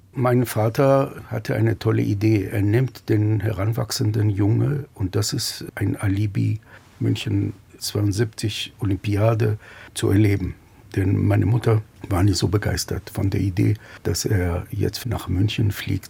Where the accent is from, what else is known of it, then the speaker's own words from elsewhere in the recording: Petah Tikva, Central District, Israel; bin 1956 in Petah Tikva in Israel geboren